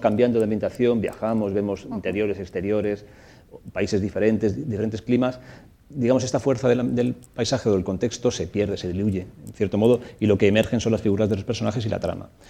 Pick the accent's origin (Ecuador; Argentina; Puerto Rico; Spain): Spain; Torrijos, Castilla-La Mancha; el pueblo en el que me crié, en Torrijos, en la, provincia de Toledo